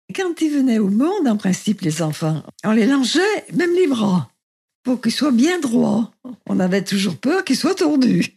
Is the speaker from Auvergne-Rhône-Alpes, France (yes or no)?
yes; Saint-Étienne, Auvergne-Rhône-Alpes, France; je suis née à Saint-Étienne le 9 mars